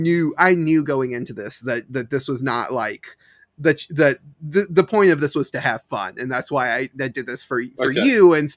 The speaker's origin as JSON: {"language": "English", "country": "United States", "said": "I'm very unique in being an American who knows Australian like geography"}